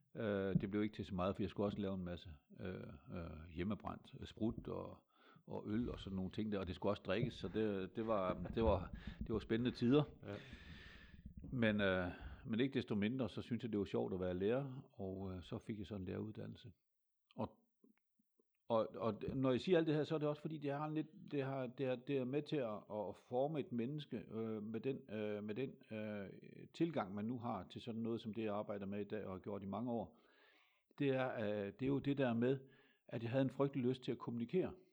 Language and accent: Danish; Hammershøj, Central Denmark Region, Denmark; also born or lived in between Hulbæk and Kvorning Mølle; jeg er født i 1953 i en øh, landsby, der hedder Hammershøj